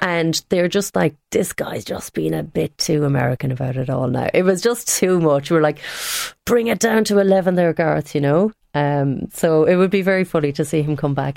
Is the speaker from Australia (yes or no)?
no; Tipperary, Munster, Ireland; moved away; I am from Tipperary.